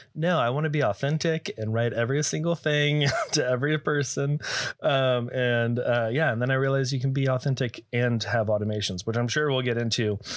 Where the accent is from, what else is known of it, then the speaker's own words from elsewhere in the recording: Texas, United States; also born or lived in California; now in Arizona, United States; I am also born and raised, uh, Texas